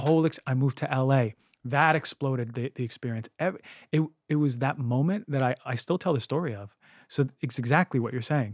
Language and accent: English; New York, United States; moved away as an adult; also born or lived in Philadelphia / Bay Area; growing up in New York